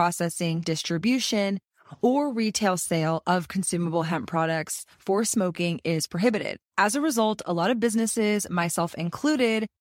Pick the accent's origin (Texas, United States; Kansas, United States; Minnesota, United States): Texas, United States; my home state